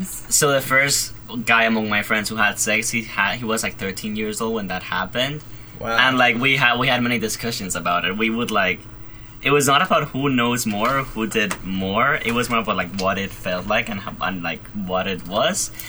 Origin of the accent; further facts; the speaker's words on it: Madrid, Community of Madrid, Spain; moved away as an adult; now in Providence, United States; I am originally from Madrid, Spain